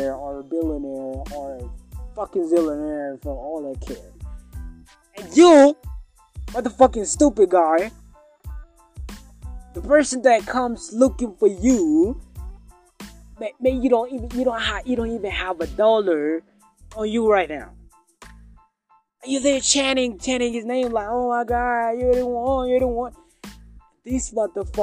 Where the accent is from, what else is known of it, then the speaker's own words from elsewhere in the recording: Kenya; I'm from Kenya, by the way. And Kenya is in East Africa